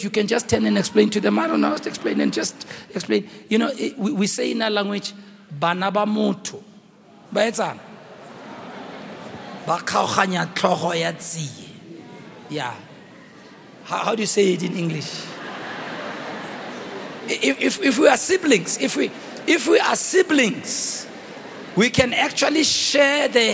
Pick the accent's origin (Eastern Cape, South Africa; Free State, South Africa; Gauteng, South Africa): Gauteng, South Africa; Soweto; I grew up in Rockville